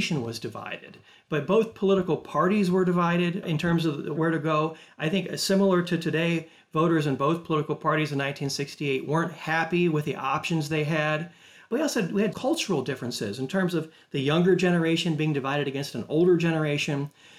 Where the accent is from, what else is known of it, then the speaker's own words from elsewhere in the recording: Northwest Ohio, United States; Growing up in Northwest Ohio, grandparents who had pictures of FDR on the wall or John F. Kennedy.